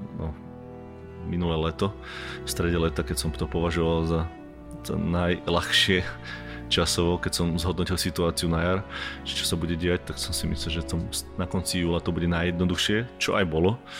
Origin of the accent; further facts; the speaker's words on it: Slovakia; moved away as an adult; also born or lived in England / Prague / Canada; ja som odchádzal ešte, keď, bolo, keď bola ešte slovenská koruna